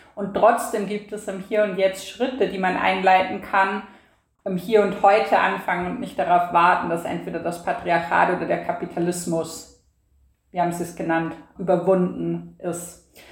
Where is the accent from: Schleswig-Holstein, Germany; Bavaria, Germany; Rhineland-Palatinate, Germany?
Bavaria, Germany; now in Vienna, Austria; im politischen Bayern, wo ich aufgewachsen bin